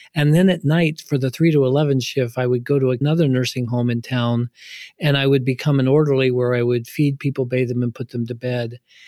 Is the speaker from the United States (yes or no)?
yes; Ohio, United States; I grew up in poverty in Ohio. I grew up on a pig farm